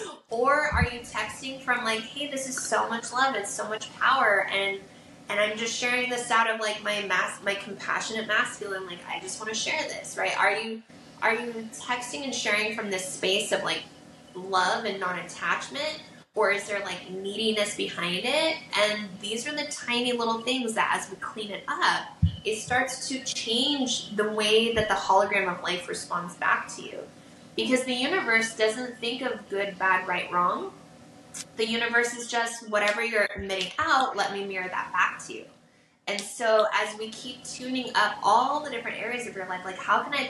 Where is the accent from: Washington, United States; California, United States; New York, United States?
Washington, United States; Vancouver; also born or lived in Portland, Oregon; now in Santa Barbara, United States; I'm actually from Portland, Oregon, that I'm from Vancouver. Like, I was born in Portland, from Vancouver, Washington